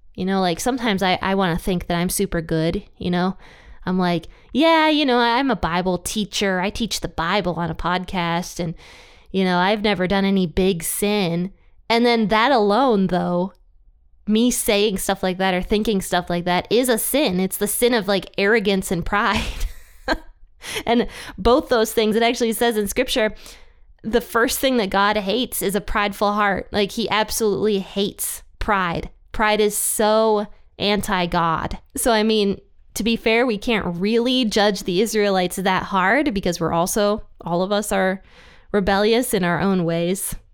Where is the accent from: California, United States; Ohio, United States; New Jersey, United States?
Ohio, United States; my own home state of Ohio